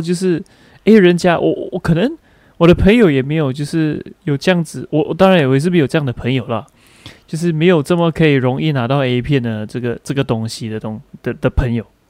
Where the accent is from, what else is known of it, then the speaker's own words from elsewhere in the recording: Malaysia; 我的老家就是新村